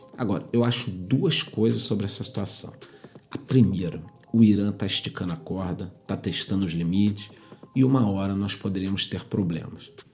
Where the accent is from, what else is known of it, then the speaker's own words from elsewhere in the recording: Brazil; nós somos brasileiros